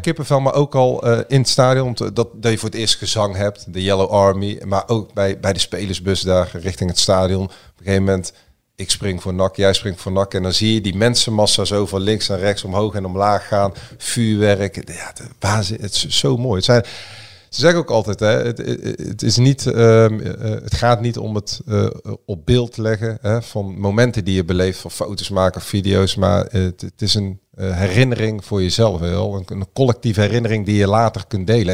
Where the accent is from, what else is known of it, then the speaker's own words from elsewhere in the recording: Breda, North Brabant, Netherlands; ik ben geboren en getogen in Breda